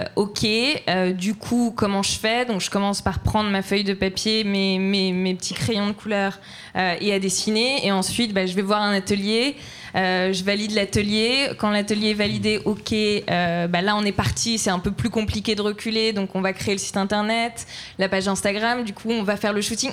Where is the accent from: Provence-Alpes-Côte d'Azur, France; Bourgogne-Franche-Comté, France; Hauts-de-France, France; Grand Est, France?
Grand Est, France; Troyes; je viens de Troyes